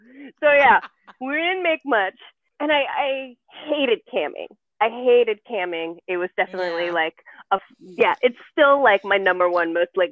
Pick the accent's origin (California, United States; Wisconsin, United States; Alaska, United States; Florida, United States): California, United States; So we moved to the U.S. And I grew up in the Bay Area.